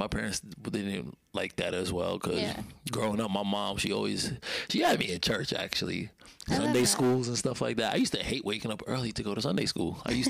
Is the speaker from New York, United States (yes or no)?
yes; New York City, New York, United States; Well, I'm from Brooklyn, New York, born and raised, you know, born.